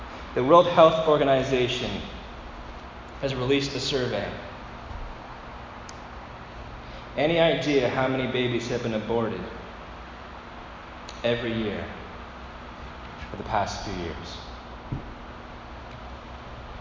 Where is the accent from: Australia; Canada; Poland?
Canada; Dresden, Ontario; I grew up in Dresden, Ontario, which many people confuse with Dryden. I've never been to Dryden, but I grew up in Dresden